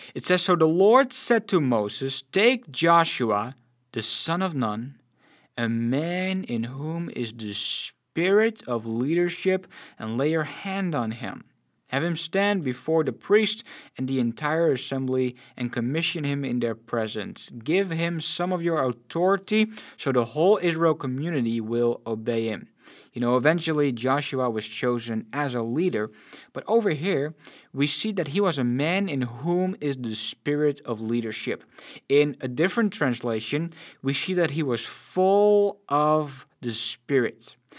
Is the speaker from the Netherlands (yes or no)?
yes; Netherlands; I'm born and raised in the Netherlands